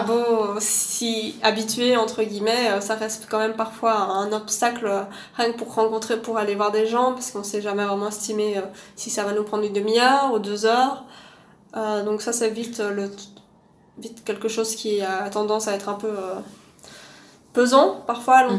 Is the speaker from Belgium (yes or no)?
yes; Louvain-la-Neuve, Wallonia, Belgium; also born or lived in Lima; now in Brussels, Belgium; je viens de Belgique, de Louvain-la-Neuve plus exactement, qui est une, ville euh, un peu au sud de Bruxelles.